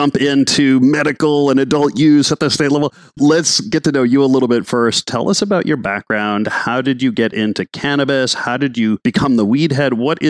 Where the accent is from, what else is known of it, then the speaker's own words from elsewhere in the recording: Minnesota, United States; I grew up in Minnesota